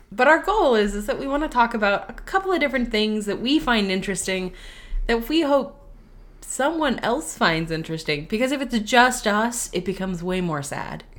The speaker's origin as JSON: {"language": "English", "region": "West Coast", "country": "United States", "tie": "born or raised there", "moved": "yes", "said": "I grew up on the West Coast and was going to theme parks"}